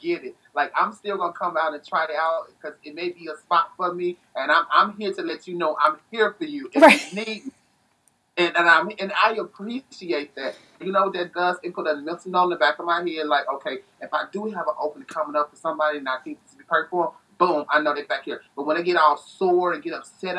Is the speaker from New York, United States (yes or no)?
no; Tennessee, United States; also born or lived in Chicago, Illinois; now in Phoenix, United States; I was raised in Chicago. I was born in Chicago. I was raised in Tennessee